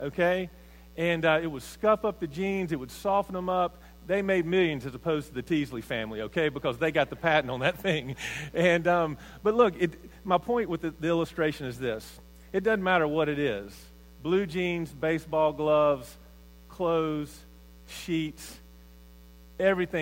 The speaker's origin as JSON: {"language": "English", "region": "Mississippi", "country": "United States", "tie": "born or raised there", "said": "I grew up in Mississippi, in a little small town, probably 7,000, 8,000 people."}